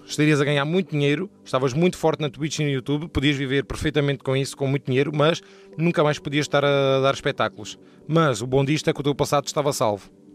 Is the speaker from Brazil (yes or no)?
no; Portugal; also born or lived in United States; eu nasci nos Estados Unidos e vim para Portugal com 5 anos